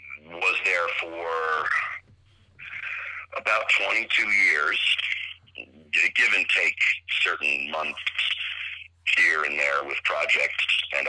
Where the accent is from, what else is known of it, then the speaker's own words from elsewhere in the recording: White Plains, New York, United States; also born or lived in Connecticut / Pennsylvania; I was born in White Plains, New York.